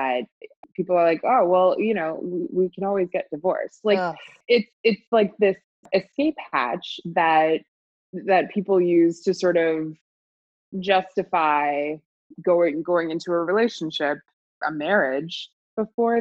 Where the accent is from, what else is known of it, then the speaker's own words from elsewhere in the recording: United States; moved away as an adult; now in Hong Kong; I'm from the US